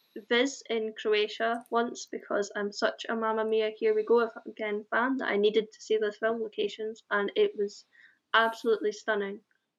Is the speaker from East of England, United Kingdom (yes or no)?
no; Aberdeen, Scotland, United Kingdom; I'm from Aberdeen.